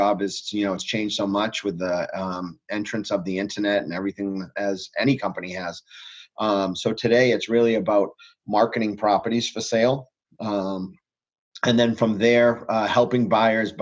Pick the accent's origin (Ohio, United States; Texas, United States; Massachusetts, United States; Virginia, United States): Massachusetts, United States; Franklin; also born or lived in Weymouth, Massachusetts; I grew up, for the most part, in Franklin